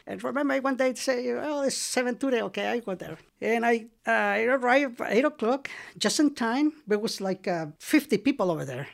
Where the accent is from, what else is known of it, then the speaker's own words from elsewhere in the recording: El Salvador; English is a second language; moved away as an adult; now in Marin, United States; I am from El Salvador